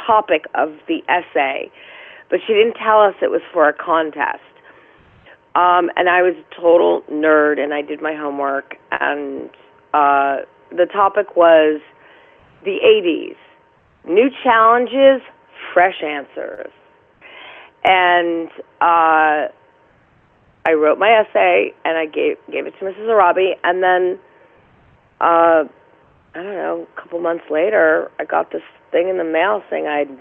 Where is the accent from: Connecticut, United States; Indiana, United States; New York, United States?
New York, United States; New York City; also born or lived in Bronx / Westchester; I was born actually in Manhattan in St. Vincent's Hospital.